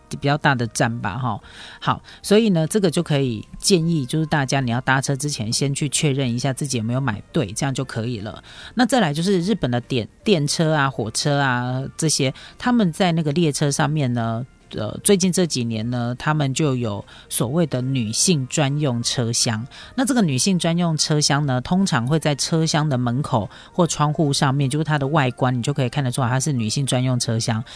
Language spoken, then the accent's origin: Chinese; Taiwan; 我们台湾人